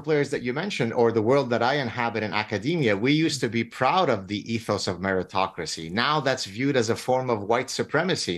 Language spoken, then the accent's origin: English; Lebanon; moved away; I come from Lebanon. I escaped execution in Lebanon.